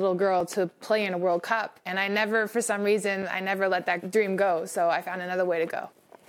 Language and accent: English; Canada; It's meaningful to me being Canadian